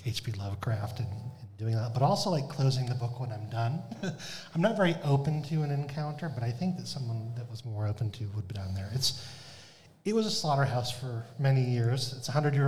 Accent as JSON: {"language": "English", "region": "Massachusetts", "country": "United States", "moved": "as an adult", "said": "I'm from Massachusetts originally, and I wanted to come back here"}